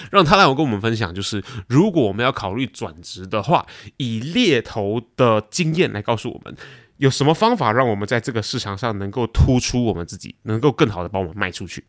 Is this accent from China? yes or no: no; Malaysia; also born or lived in Taiwan; now in Singapore; 我是台湾人，然后呢，我在马来西亚长大